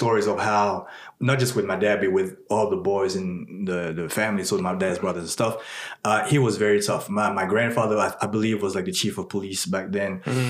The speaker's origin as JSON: {"language": "English", "country": "Burkina Faso", "tie": "born there", "said": "And I was born in West Africa. I was born in a country called Burkina Faso."}